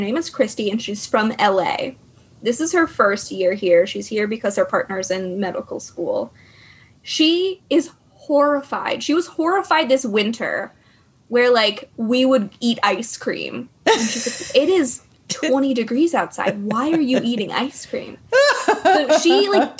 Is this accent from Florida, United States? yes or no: yes; Florida, United States; also born or lived in New England; now in Massachusetts, United States; Even though I was born in Florida, I hate it